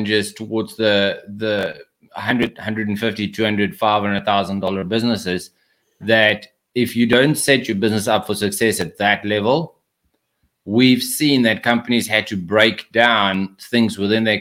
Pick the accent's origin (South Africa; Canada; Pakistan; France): South Africa; accent: South African; moved away as an adult; now in United States; So I moved to the United States from South Africa. That's where the accent is from